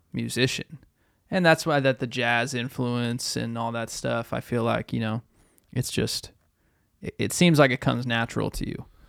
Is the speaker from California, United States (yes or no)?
no; Boston, Massachusetts, United States; growing up in Boston